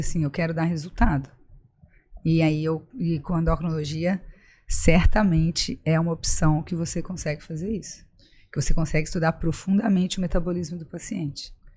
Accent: Juiz de Fora, Minas Gerais, Brazil; moved away as an adult; also born or lived in Brasília / São Paulo; now in Florianópolis, Brazil; logo eu voltei a Juiz de Fora, que é a cidade onde eu morei, onde eu estudei, formei em medicina

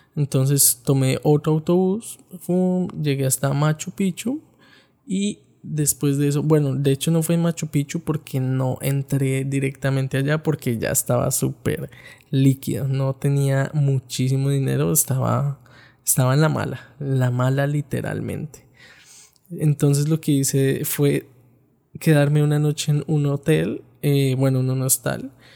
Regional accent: Bogotá, Colombia; Yo soy de la ciudad de Bogotá

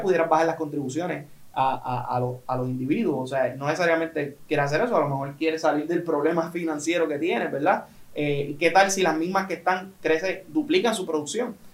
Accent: Puerto Rico; como puertorriqueños

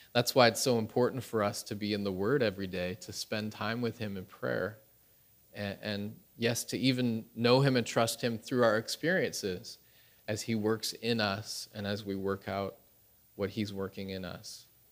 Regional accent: Canada; moved away as an adult; now in Pyeongtaek, South Korea; my wife is Korean, I am Canadian

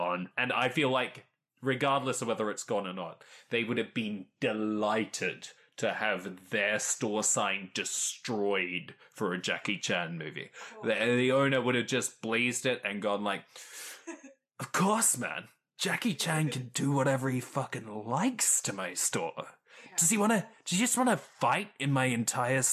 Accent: Perth, Western Australia, Australia; now in Melbourne, Australia; I was born in Perth

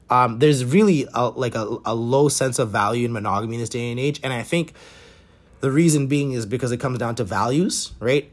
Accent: Canada; Being a Canadian

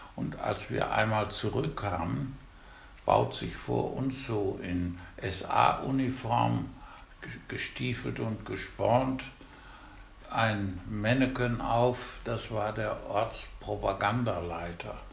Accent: Osterfeld, Germany; bei uns in Osterfeld, wir wohnten in so einem Wohnkarree

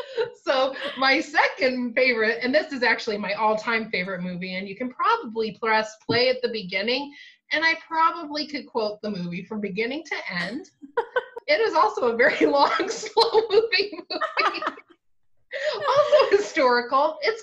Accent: Seattle, Washington, United States; now in California, United States; I remember when I was growing up in Seattle, we had earthquake drills when I was little.

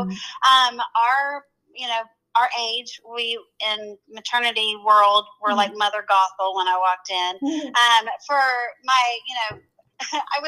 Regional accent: Arkansas, United States; moved away as an adult; also born or lived in Maryland / Ohio; I'm originally from Arkansas

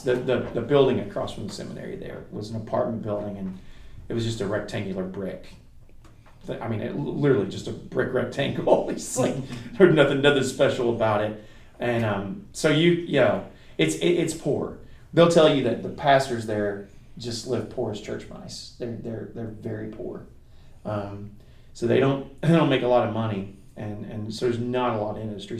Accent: United States; us, the American Christians

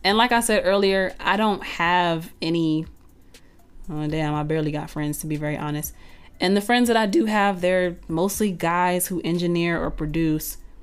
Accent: Texas, United States; also born or lived in North Carolina; now in Atlanta, United States; I'm originally from Texas

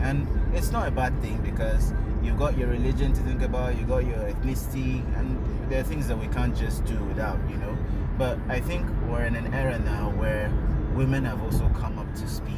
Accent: Kebbi State, Nigeria; I'm from Kebbi State.

